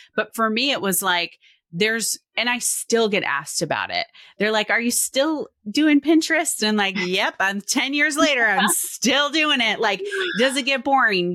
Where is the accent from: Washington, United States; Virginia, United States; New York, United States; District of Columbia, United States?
Washington, United States; now in Oregon, United States; I grew up in Washington. I now mm. live in Oregon.